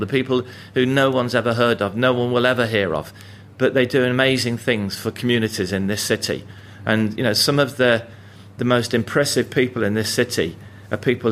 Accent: Coventry, West Midlands, United Kingdom; it's a different city to the one I grew up

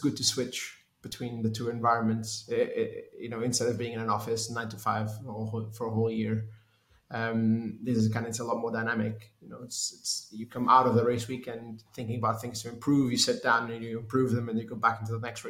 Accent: Lisbon, Portugal; moved away as an adult; also born or lived in United Kingdom; I'm from Portugal. I grew up in Lisbon, moved to the UK to study engineering

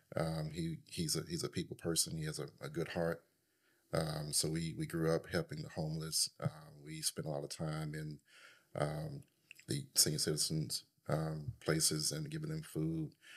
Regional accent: Jackson, Mississippi, United States; moved away as an adult; now in Dallas, United States; I was born and raised in Jackson, Mississippi

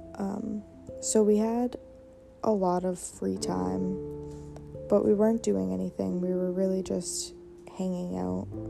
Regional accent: Maine, United States; I am 22 and I live in Maine. Um, when I was in seventh grade, my family had decided to move back to my hometown

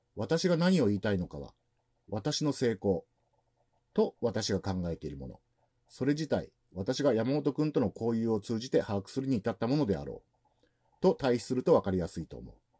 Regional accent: Yonago, Tottori, Japan; born or raised there

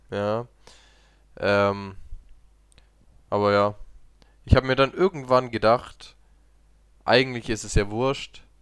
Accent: Italy; Ja, okay, ich bin Italiener, ja.

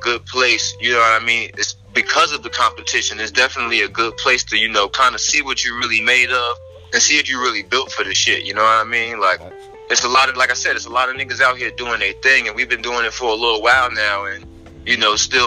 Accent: Newark, New Jersey, United States; I'm from the West Ward of Newark, New Jersey.

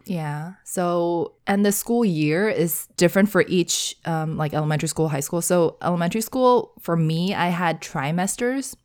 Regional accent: United States; I am from the United States

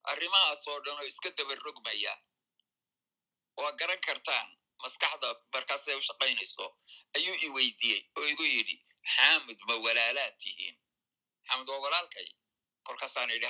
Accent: Aden, Yemen; moved away as an adult; also born or lived in London; anigu asal ahaan siciidaan reer cadmeed baan ahaa yani micna waxa dadka cadan ku koray ku barbaaray wax ku bartay ka shaqeeyey ee ilaa intaan dhowr iyo labaatan jir noqonayay halkaasaan joogay cadan aabahay waa reer cadmeed

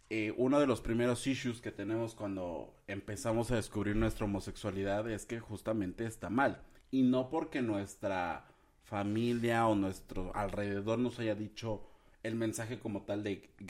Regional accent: Puebla, Mexico; Bueno, yo soy poblano, aquí el señor es jalapeño.

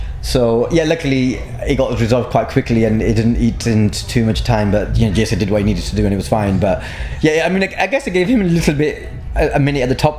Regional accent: Blackburn, North West England, United Kingdom; I grew up in Blackburn.

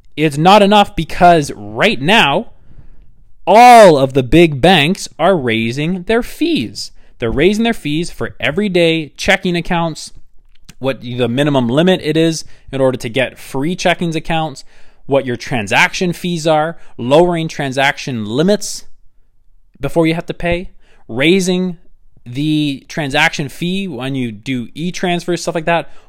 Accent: Canada; I am Canadian

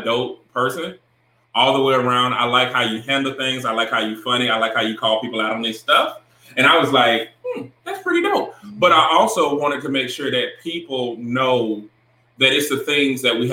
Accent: Augusta, Georgia, United States; now in North Carolina, United States; I'm from Augusta

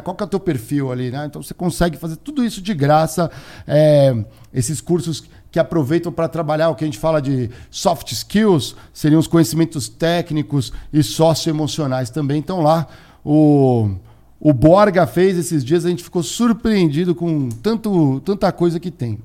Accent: São Paulo, Brazil; eu cresci, a minha juventude aqui em São Paulo foi bem, bem próximo de Congonhas

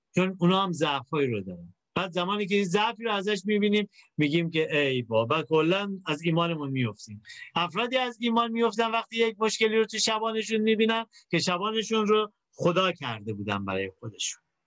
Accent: Iran; ما تو کشوری در واقع متولد شدیم که آدما خیلی دنبال خدا هستن

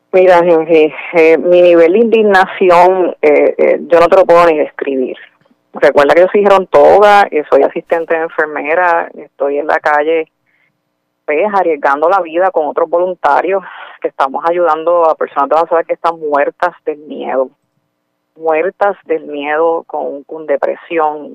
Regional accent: Puerto Rico; somos puertorriqueños y puertorriqueñas

